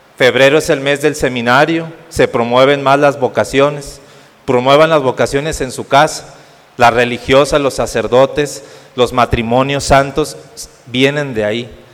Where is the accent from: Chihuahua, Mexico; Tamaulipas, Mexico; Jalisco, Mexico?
Tamaulipas, Mexico; Ciudad Madero; moved away as an adult; now in Saltillo, Mexico; soy originario de Ciudad Madero, Tamaulipas, y estoy para la diócesis de aquí de Saltillo